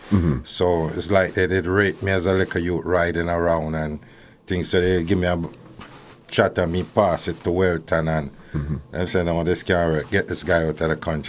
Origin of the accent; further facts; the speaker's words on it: Kingston, Jamaica; I grew up in Vineyard Town